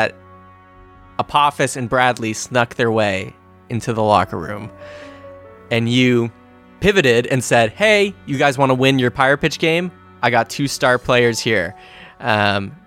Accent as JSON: {"language": "English", "country": "Canada", "said": "we're from Canada"}